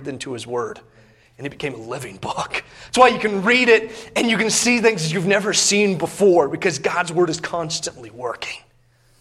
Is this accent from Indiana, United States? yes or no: yes; Indiana, United States; Growing up in Indiana